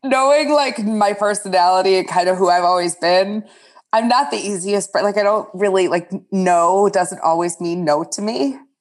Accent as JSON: {"language": "English", "area": "outside of Detroit", "region": "Michigan", "country": "United States", "tie": "born or raised there", "also_born_or_lived": "upstate New York / Chicago", "moved": "as an adult", "said": "I grew up outside of Detroit"}